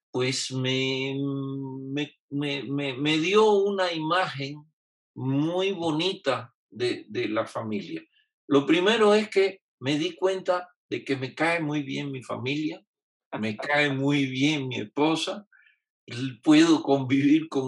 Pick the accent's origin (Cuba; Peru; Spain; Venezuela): Cuba; now in Mexico; Lo primero que quiero decir es que yo soy tan cubano como el moro y cristiano y tan mexicano como los chilaquiles.